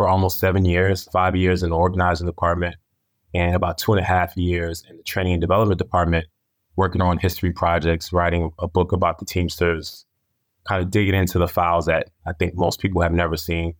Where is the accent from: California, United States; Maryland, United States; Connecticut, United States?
Connecticut, United States; also born or lived in Arizona; Yeah, so I grew up both on the East Coast and in the West. I started off in the Connecticut area and ended up in Arizona.